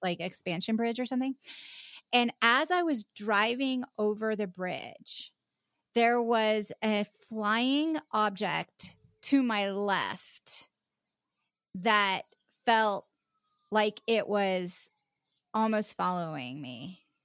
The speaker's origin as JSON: {"language": "English", "town": "Charleston", "region": "South Carolina", "country": "United States", "tie": "born or raised there", "also_born_or_lived": "West Virginia", "said": "I was born in West Virginia, but I grew up in South Carolina, um, o, on the, uh, uh, in Charleston"}